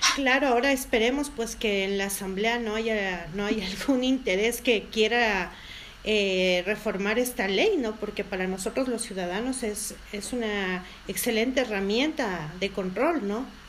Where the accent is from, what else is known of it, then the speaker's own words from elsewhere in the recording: Quito, Pichincha, Ecuador; como quiteños